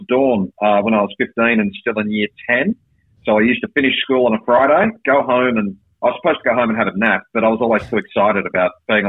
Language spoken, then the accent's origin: English; Bathurst, New South Wales, Australia; also born or lived in Cairns / Sydney / Brisbane / Perth; now in Melbourne, Australia; I grew up in Bathurst in New South Wales, which is a small enough town that I was able to get a job at the local radio station.